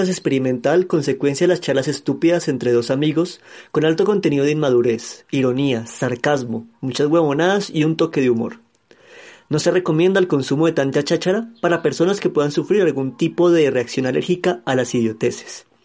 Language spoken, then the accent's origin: Spanish; Argentina; accent: Argentine; Ay, eso sí me dijeron, que mi acento argentino es como sexy.